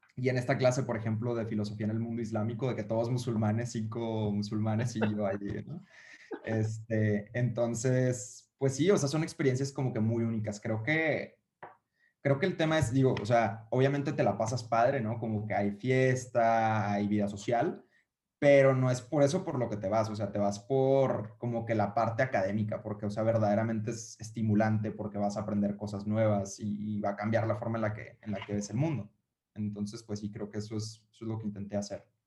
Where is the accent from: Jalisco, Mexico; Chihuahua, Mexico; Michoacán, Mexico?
Michoacán, Mexico; Uruapan; yo soy de Uruapan, Michoacán, ¿no? Y es una ciudad súper chiquita